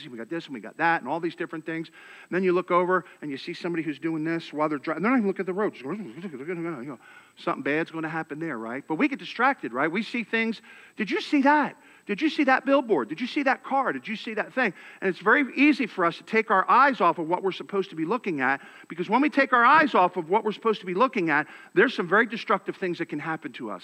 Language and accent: English; Philadelphia, Pennsylvania, United States; now in Texas, United States; I'm from Philadelphia